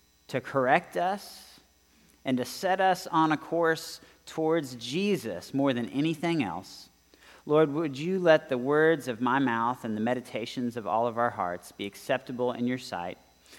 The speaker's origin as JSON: {"language": "English", "region": "Southern California", "country": "United States", "tie": "born or raised there", "moved": "yes", "lives_now": "Texas, United States", "said": "I grew up in Southern California."}